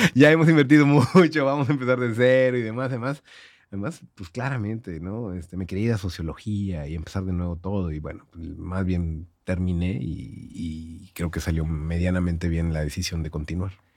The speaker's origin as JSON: {"language": "Spanish", "town": "Monterrey", "region": "Nuevo León", "country": "Mexico", "accent": "regio", "moved": "as an adult", "lives_now": "Mexico City, Mexico", "said": "soy el regio en, el DF"}